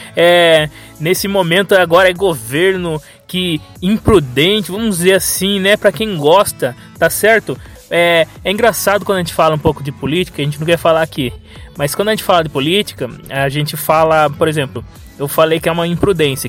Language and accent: Portuguese; Brazil